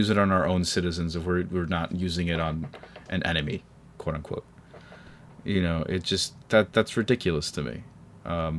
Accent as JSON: {"language": "English", "country": "United States", "said": "I'm an American"}